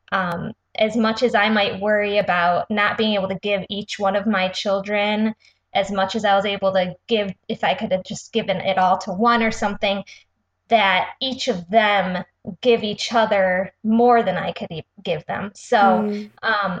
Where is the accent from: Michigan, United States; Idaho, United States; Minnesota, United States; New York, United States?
Michigan, United States; Rochester; we are from Rochester, Michigan